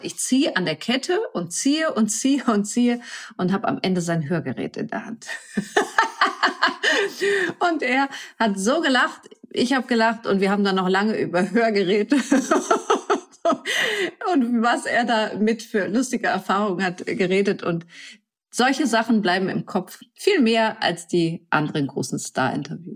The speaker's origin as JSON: {"language": "German", "area": "near Lübeck", "region": "Schleswig-Holstein", "country": "Germany", "tie": "born or raised there", "also_born_or_lived": "Kiel", "said": "ich bin auf dem Land groß geworden, bei Lübeck"}